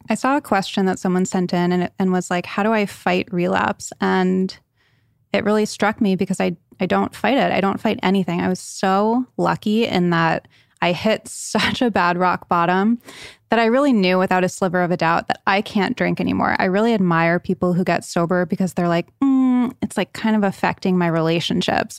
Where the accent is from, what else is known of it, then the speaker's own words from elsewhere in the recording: Rhode Island, United States; moved away; also born or lived in Connecticut; I was born in Connecticut, raised in Rhode Island